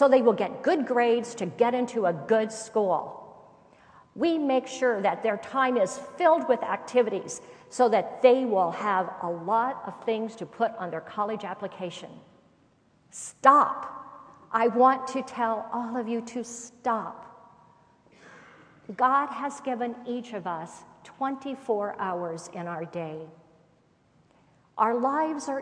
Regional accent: Indiana, United States; When I was growing up in Indiana, we lived in a two-story home

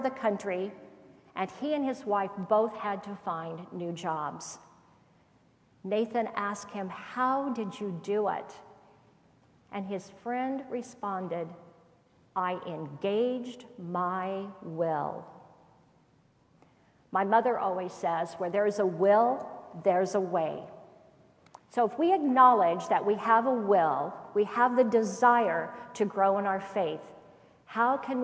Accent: Indiana, United States; When I was growing up in Indiana, we lived in a two-story home

